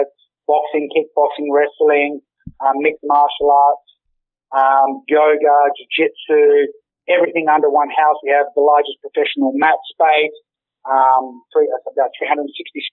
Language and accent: English; Australia; We are all Australian.